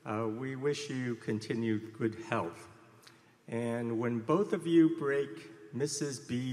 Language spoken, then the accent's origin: English; Taiwan; I came from Taiwan for this meeting.